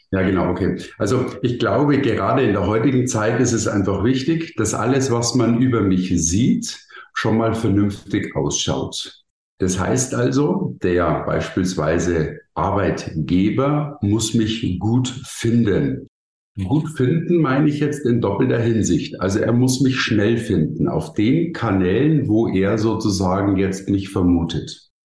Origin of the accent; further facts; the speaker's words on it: Bavaria, Germany; ich komme aus Bayern